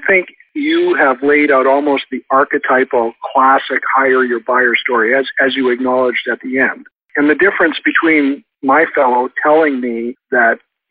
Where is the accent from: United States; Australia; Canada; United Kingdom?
Canada; I'm from Canada